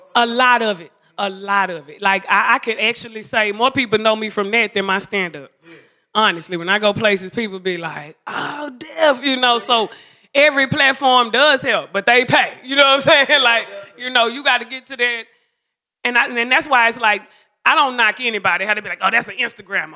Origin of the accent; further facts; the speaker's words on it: Dallas, Texas, United States; moved away; I'm from Oak Cliff, Texas, Dallas.